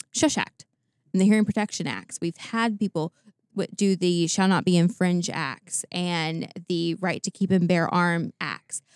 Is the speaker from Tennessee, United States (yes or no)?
yes; Tennessee, United States; going back to Tennessee, 'cause I, you know, it's my home state.